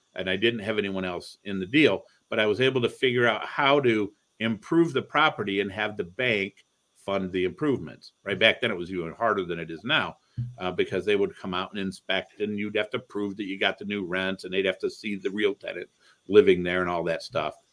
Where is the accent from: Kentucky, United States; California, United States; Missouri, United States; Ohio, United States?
Ohio, United States; Toledo; also born or lived in Cleveland, Ohio; I grew up in Toledo, Ohio